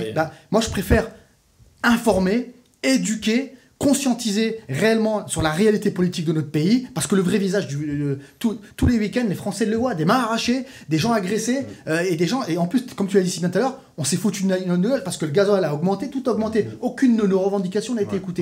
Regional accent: France; en tant que Français

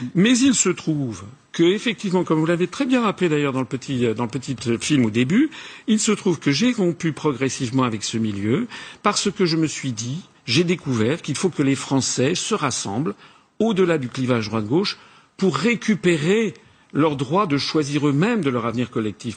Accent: France; je suis français, je suis au milieu des Français

